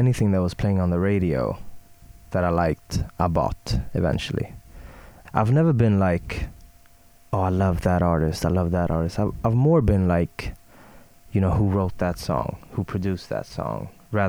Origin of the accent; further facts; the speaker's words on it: Stockholm, Stockholm County, Sweden; English is a second language; I'm from Sweden, born and raised in Stockholm.